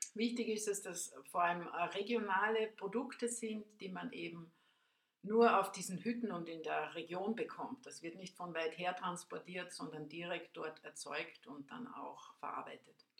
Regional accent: Spittal an der Drau, Carinthia, Austria; ich bin aus dem Raum äh, Spital an der Drau, Seeboden am Milstädter See

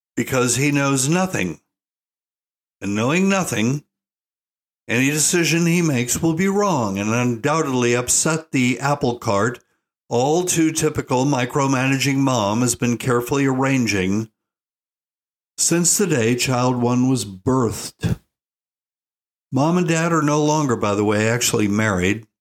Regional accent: Asheville, North Carolina, United States; moved away; I was born in Asheville

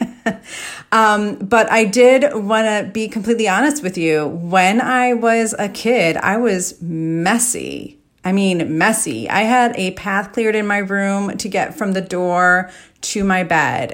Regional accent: Chicago, Illinois, United States; moved away as an adult; also born or lived in New York City; I'm from the Chicago area

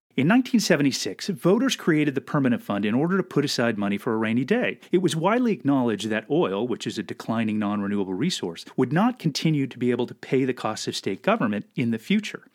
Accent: Alaska, United States; growing up in Alaska

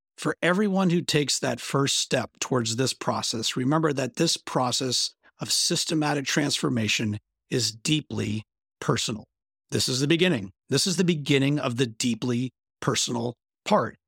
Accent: Bentonville, Arkansas, United States; my hometown

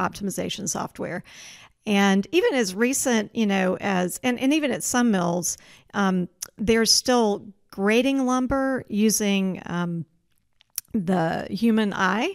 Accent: Georgia, United States; moved away as an adult; also born or lived in Oregon; now in Spokane, United States; I grew up in Georgia

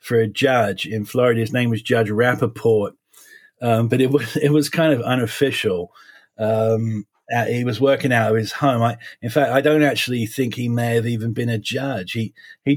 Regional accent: Essex, suburbs of London, East of England, United Kingdom; moved away; I was born and raised basically in the suburbs of London in England. I'm what you call an Essex boy.

